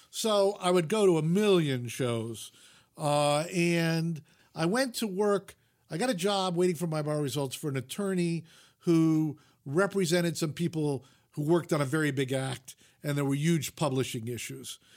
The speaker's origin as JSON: {"language": "English", "region": "New York", "country": "United States", "tie": "born or raised there", "said": "I grew up in the New York media market, so we had three network television stations and three independents."}